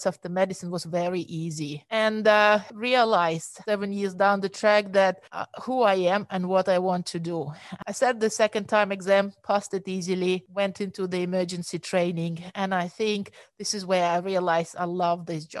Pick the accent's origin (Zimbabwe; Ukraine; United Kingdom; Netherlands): Ukraine; Chernivtsi, Chernivtsi Oblast; moved away as an adult; now in Sydney, Australia; I was born and raised in Ukraine